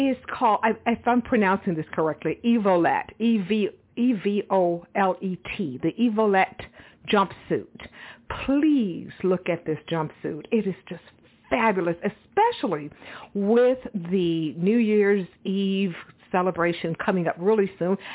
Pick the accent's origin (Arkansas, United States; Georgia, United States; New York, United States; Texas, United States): Texas, United States; moved away; I'm originally from Texas